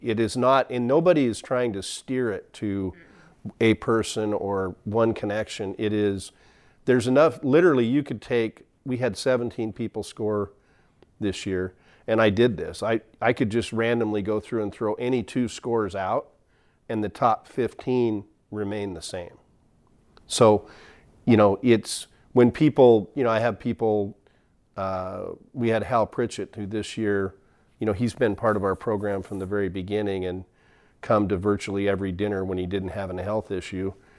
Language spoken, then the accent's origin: English; McMinnville, Oregon, United States; I grew up in McMinnville